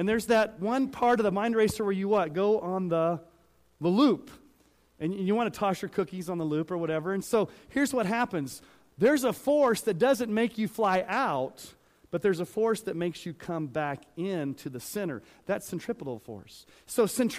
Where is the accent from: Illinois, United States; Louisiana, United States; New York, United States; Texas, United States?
Texas, United States; accent: Southern; now in Colorado, United States; I grew up saying y'all because I grew up in Texas